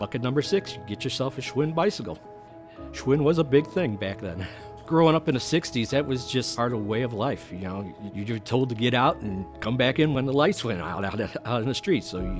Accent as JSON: {"language": "English", "country": "United States", "said": "Being an American"}